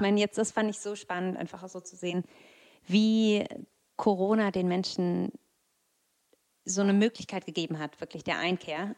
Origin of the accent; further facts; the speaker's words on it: Berlin, Germany; wir sind Berliner